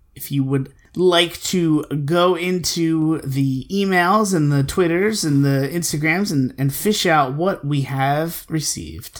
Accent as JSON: {"language": "English", "town": "Philadelphia", "region": "Pennsylvania", "country": "United States", "said": "I'm from Philly"}